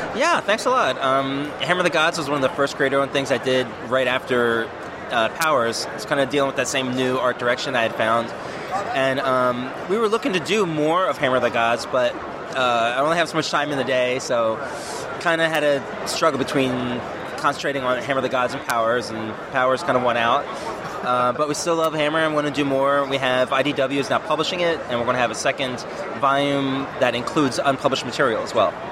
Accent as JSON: {"language": "English", "region": "East Coast", "country": "United States", "moved": "as an adult", "lives_now": "Northwest, United States", "said": "I'm from the East Coast"}